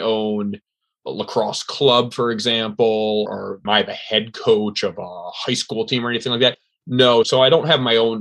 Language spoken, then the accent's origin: English; Ridgefield, Connecticut, United States; also born or lived in Maryland / Northern Virginia; born and raised in Ridgefield, Connecticut